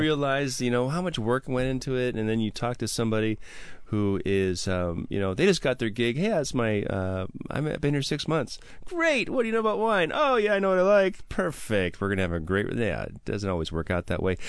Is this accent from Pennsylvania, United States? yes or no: no; Milwaukee, Wisconsin, United States; moved away; I'm from Milwaukee, so PBR is always um, local to me